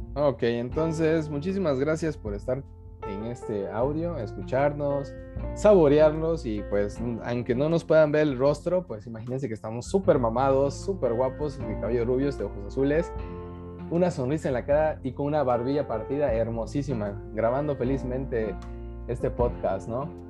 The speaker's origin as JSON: {"language": "Spanish", "country": "Mexico", "said": "somos de tercer mundo, o sea, somos mexicanos"}